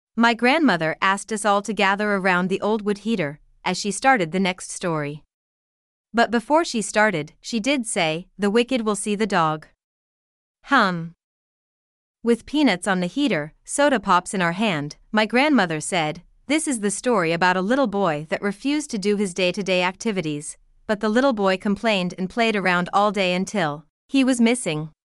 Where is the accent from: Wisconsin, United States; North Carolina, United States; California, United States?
North Carolina, United States; My grandmother house sits on a hill, surrounded by acres and acres of farmland. The landscape was like a roller coaster, up and down, up and down with curved roads, in a small town in North Carolina